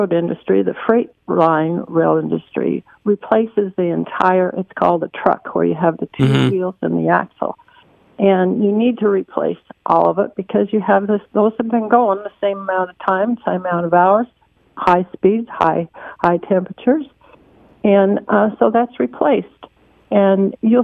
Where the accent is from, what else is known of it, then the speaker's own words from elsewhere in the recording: Lincoln, Nebraska, United States; now in Charlotte, United States; I'm from Lincoln, Nebraska. I moved here